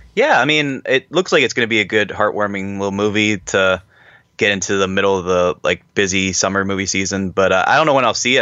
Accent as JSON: {"language": "English", "town": "Pittsburgh", "region": "Pennsylvania", "country": "United States", "said": "I'm a man from Pittsburgh, Pennsylvania"}